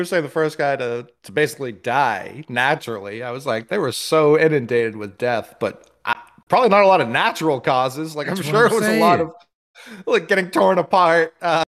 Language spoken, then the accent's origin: English; New York City, New York, United States; I'm from Harlem.